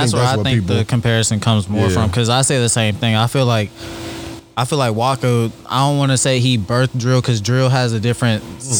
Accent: the South, United States; I'm from the South.

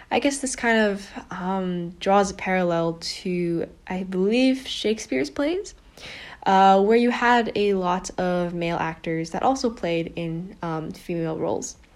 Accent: Beijing, China; since I grew up in Beijing and I'm of Chinese heritage

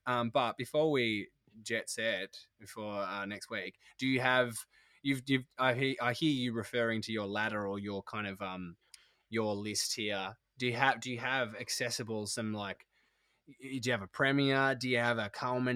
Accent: Tasmania, Australia; now in Sydney, Australia; I'm from Taz originally, and my parents still live there

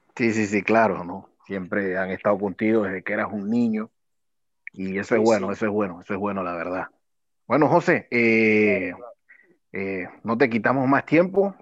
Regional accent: Panama; como panameños

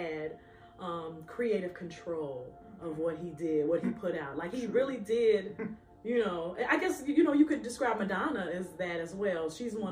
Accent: Chicago, Illinois, United States; you're from Chicago

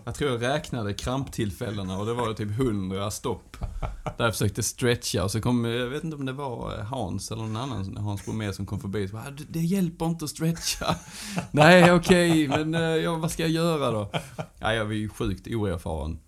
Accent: Sösdala, Skåne, Sweden; accent: Göinge dialect; kommer från en liten ort som heter Sösdala som ligger eh, ja, eh, några mil utanför Hässleholm. Så att, eh, det är ett fantastiskt ställe att växa upp på

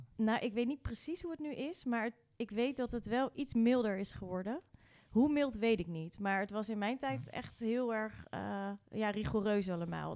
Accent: Rotterdam, South Holland, Netherlands; also born or lived in Nieuwerkerk aan den IJssel; ik ben geboren in het Eudokia ziekenhuis

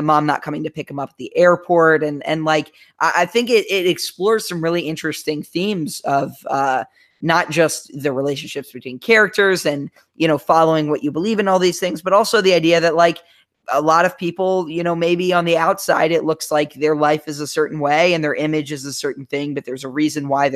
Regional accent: Germantown, Maryland, United States; also born or lived in Gaithersburg, Maryland; I grew up my whole life thinking I lived in Germantown

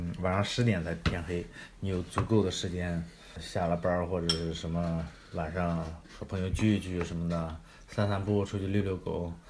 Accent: Qingdao, Shandong, China; now in United Kingdom; 我来自青岛，

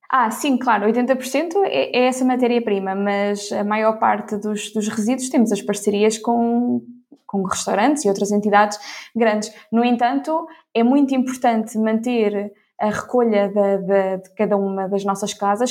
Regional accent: Ílhavo, Centro, Portugal; also born or lived in Porto; Fiz, fiz por cá a, a minha escola, portanto, desde o, desde o ensino básico ao ensino secundário

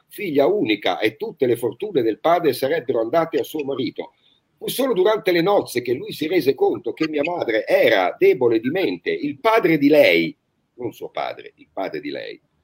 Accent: Tuscany, Italy; noi da toscano

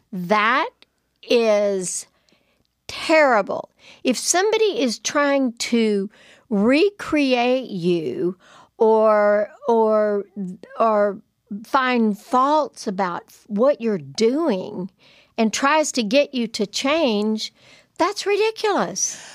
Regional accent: Lubbock, Texas, United States; I'm from Lubbock

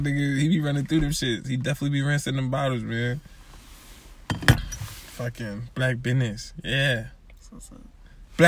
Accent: Springfield, United States; We're from Springfield

